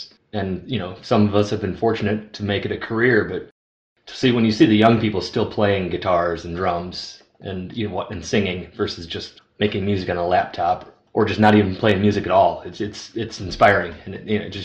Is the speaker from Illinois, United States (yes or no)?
yes; Rockford, Illinois, United States; moved away as an adult; also born or lived in Los Angeles, California / Nashville, Tennessee; now in Arizona, United States; I grew up in Rockford, Illinois till I was 18